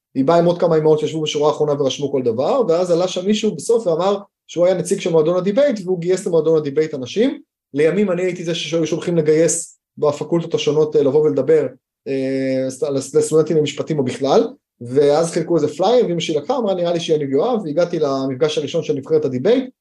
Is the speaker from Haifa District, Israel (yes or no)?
yes; Haifa, Haifa District, Israel; למדתי בחיפה, גדלתי בחיפה